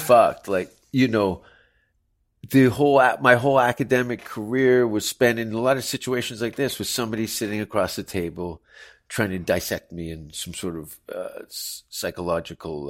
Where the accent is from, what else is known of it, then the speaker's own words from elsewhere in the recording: Hamilton, Ontario, Canada; moved away; also born or lived in Toronto; the city that I grew up